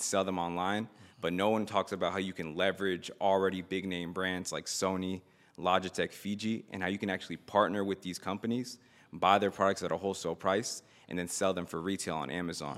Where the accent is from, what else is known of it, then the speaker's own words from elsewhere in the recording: Miami, Florida, United States; I grew up in, I was born in Miami